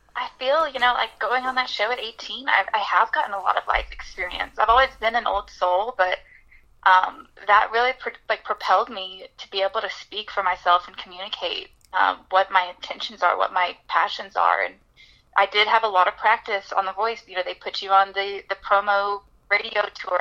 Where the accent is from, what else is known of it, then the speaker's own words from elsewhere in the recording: Birmingham, Alabama, United States; moved away as an adult; now in Nashville, United States; my hometown, Birmingham, Alabama